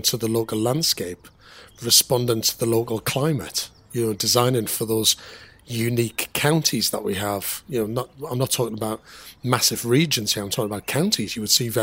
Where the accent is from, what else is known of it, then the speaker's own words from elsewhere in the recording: Sunderland, North East England, United Kingdom; I'm from Sunderland